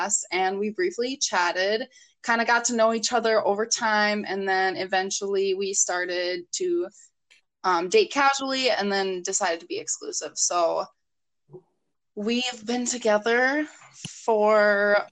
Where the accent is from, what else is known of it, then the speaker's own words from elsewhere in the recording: Minneapolis, Minnesota, United States; I was born in Minneapolis